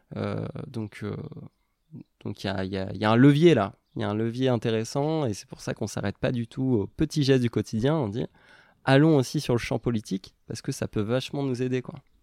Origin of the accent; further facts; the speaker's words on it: Normandy, France; j'ai grandi en Normandie